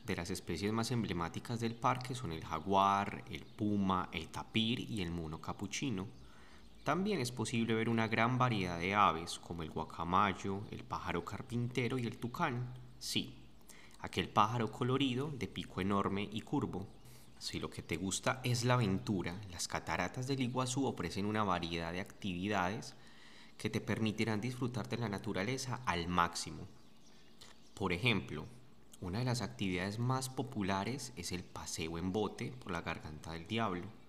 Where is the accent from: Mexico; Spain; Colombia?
Colombia; Medellín, Antioquia; Soy de Medellín, Colombia